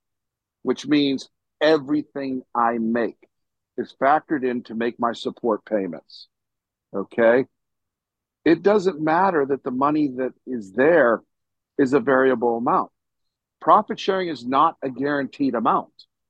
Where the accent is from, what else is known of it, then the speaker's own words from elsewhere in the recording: Pittsburgh, Pennsylvania, United States; now in Parma, United States; I'm from Pittsburgh